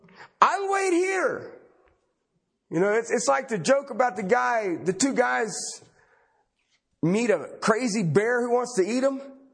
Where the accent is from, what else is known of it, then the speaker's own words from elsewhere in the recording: southern Ohio, United States; moved away; I grew up back in the Midwest, southern Ohio